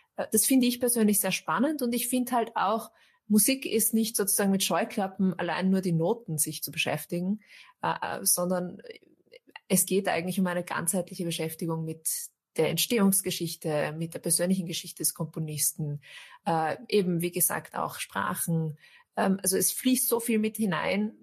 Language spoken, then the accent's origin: German; Austria; ich bin Österreicherin, ich bin hier geboren, meine Großeltern waren schon hier